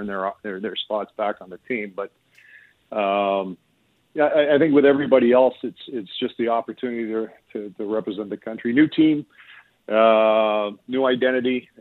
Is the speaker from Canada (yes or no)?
yes; Canada; as a Canadian and as a hockey fan